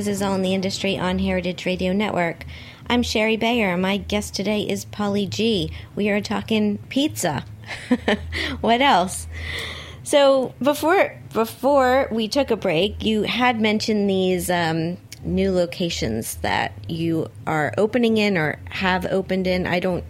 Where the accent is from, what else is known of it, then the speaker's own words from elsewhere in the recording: Miami, Florida, United States; We're in Miami because that's my hometown.